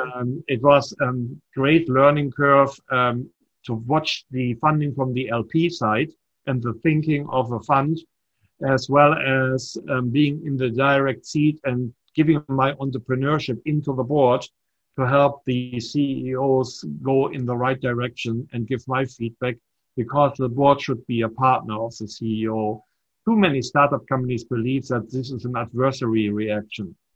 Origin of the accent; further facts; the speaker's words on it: Germany; accent: slight German accent; moved away as an adult; also born or lived in Nashua, New Hampshire / Hopkinton, Massachusetts; now in United States; I was born in Germany, but I'm not German